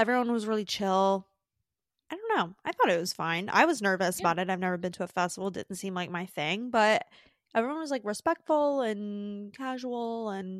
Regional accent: United States; Yeah, we're so American.

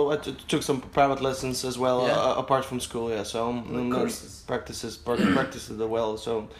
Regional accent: North Macedonia; English is a second language; also born or lived in United States

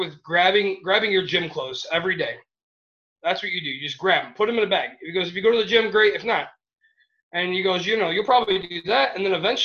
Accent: Michigan, United States; I'm from Michigan

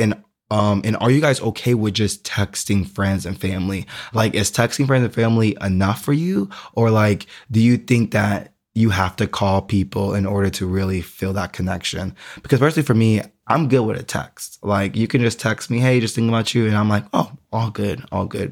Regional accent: Houston, Texas, United States; moved away as an adult; also born or lived in Austin, Texas / San Antonio, Texas; now in Berlin, Germany; Houston is, like, my hometown

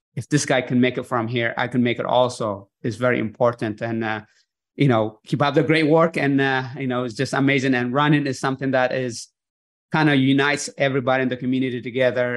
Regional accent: Eritrea; growing up in Eritrea where I was born

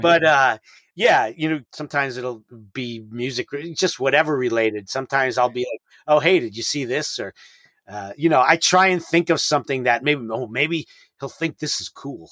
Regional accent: New York City, New York, United States; I'm from New York City

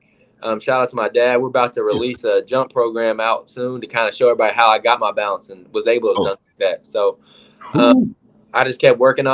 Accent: Gate City, Virginia, United States; I all grew up in Gate City, so that's kind of where I'm from.

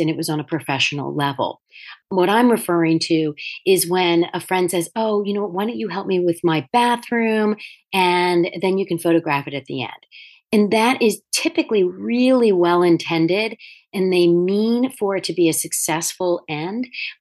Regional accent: Delaware, United States; also born or lived in Manhattan, New York; When I moved out of Manhattan and back to my home state of Delaware

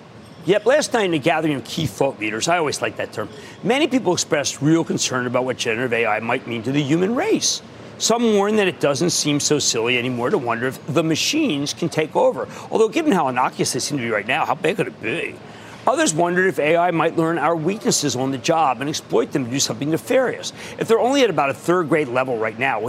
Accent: Philadelphia, Pennsylvania, United States; accent: Philadelphia; my horrendous Philadelphia accent

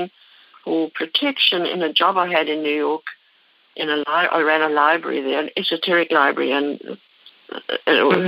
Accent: Cape Town, Western Cape, South Africa; moved away as an adult; now in Concord, United States; Concord, California, but I actually was born in Cape Town in South Africa. And I came to America, and I lived half my life there and half here now

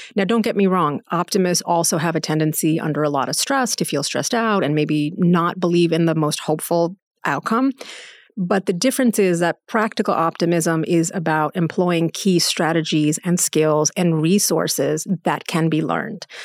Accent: United States; I was born and raised in the United States

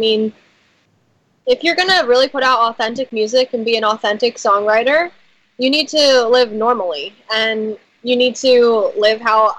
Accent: Philadelphia, Pennsylvania, United States; Yeah, I'm from Philadelphia.

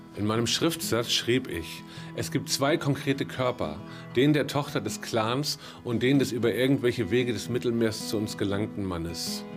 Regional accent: Northern Germany, Germany; als Norddeutscher so ein bisschen mehr dem Meer zugewandt bin

